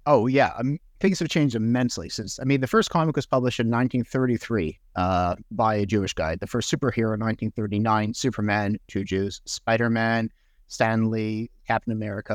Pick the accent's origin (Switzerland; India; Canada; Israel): Canada; Montreal, Quebec; first language English; moved away as an adult; also born or lived in Sackville, New Brunswick / Toronto; I grew up English in Montreal in the eighties and nineties.